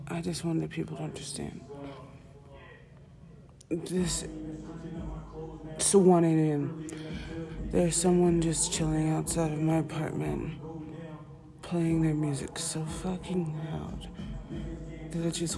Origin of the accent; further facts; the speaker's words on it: Central New Jersey, United States; now in Philadelphia, United States; I am from New Jersey, specifically Central New Jersey